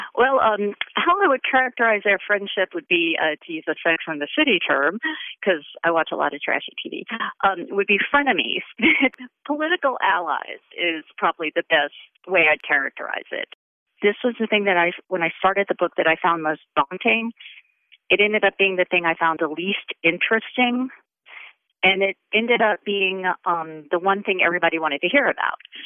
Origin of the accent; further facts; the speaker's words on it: the South, United States; moved away as an adult; now in Western New York, United States; I grew up in the South. I spent, I guess I spent half my life in the South